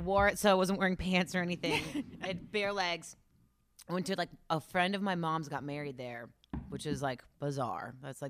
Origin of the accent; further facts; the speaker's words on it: White Oak, Ohio, United States; I'm from White Oak